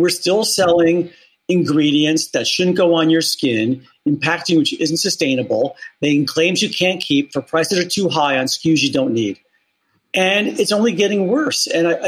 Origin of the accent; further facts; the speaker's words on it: Bronx, New York, United States; I am from the Bronx, New York, and so proud of it.